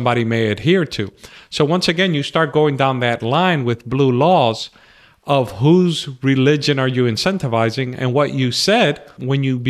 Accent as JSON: {"language": "English", "country": "United States", "tie": "born or raised there", "also_born_or_lived": "New Jersey", "said": "I grew up in New York and New Jersey"}